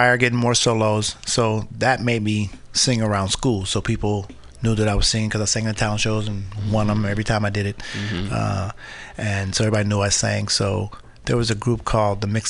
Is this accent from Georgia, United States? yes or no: no; Berkeley, California, United States; I was born and raised in Berkeley, California